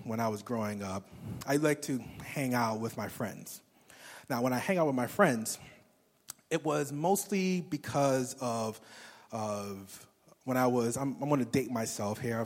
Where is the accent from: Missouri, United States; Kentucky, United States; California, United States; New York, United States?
New York, United States; New York City; moved away as an adult; I grew up in Brooklyn, New York. I was there for pretty much till my 21st birthday